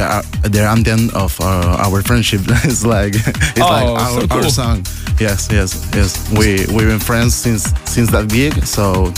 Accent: Argentina; I'm from Argentina.

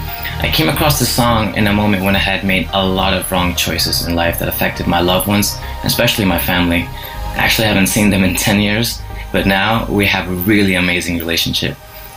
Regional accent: India; moved away as an adult; now in Madrid, Spain; I'm from India. I've been living in Madrid for the past 11 years.

